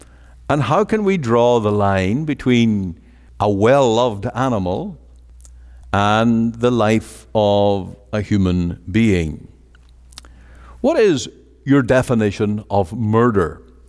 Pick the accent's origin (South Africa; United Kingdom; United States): United Kingdom; Northern Ireland; now in Canada; I was closer to murder here in Canada than any time in all the mayhem and the disorder that I grew up in Northern Ireland.